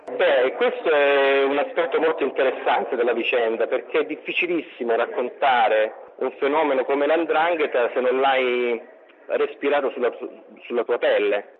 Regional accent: Calabria, Italy; io sono calabrese

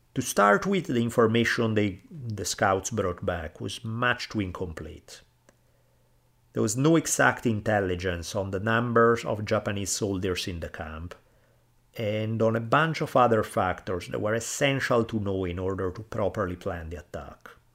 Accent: Italy; now in United States; where I grew up in Italy

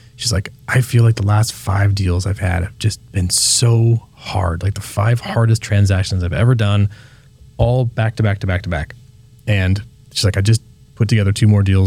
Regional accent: Petaluma, California, United States; When I was a kid, I grew up here in Petaluma

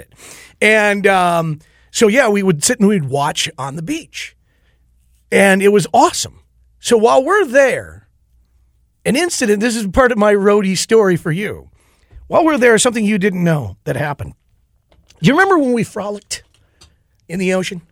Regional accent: Owatonna, Minnesota, United States; growing up in Owatonna

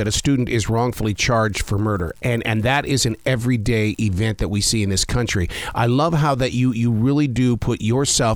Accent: Billings, Montana, United States; now in Charlotte, United States; I'm from Billings, Montana. Seattle was our playground, so I know that area all too well

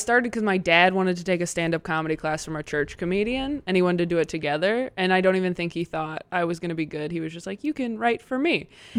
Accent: Temecula, California, United States; I grew up in Temecula.

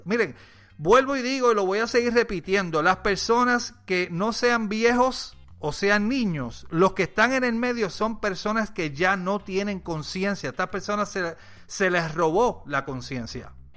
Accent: Puerto Rico; soy puertorriqueño

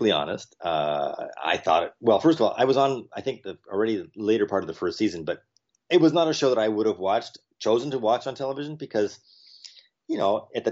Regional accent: New York City, New York, United States; moved away; also born or lived in California; my birthplace is New York. I was born in Manhattan.

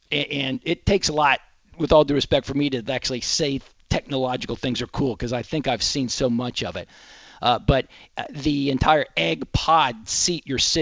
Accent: Texas, United States; I'm Texan

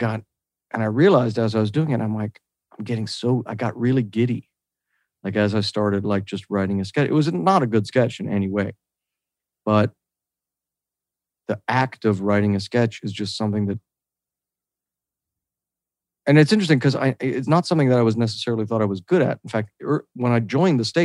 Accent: Oak Park, Illinois, United States; also born or lived in Wisconsin; now in California, United States; I'm from the absolute smallest house that was about to collapse made of asbestos. And my mom was a hoarder. So if it helps, I'm from that part of Oak Park.

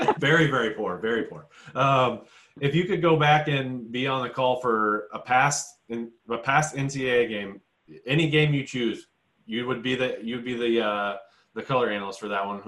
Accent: Indianapolis, Indiana, United States; I'm from Indy

